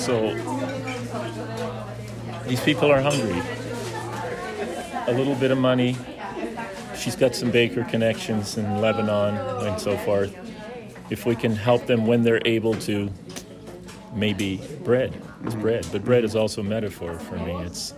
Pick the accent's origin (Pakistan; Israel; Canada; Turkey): Canada; Smithers, British Columbia; I'm from Smithers.